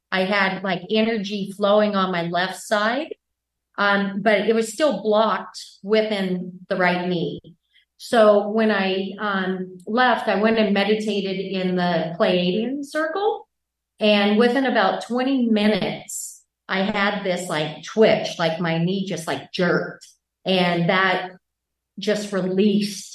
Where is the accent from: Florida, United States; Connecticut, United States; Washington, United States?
Washington, United States; Bellingham; I'm from Bellingham, Washington